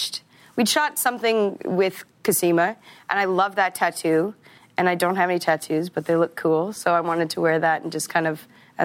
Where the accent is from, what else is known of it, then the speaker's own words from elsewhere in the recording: Regina, Saskatchewan, Canada; I'm from Regina.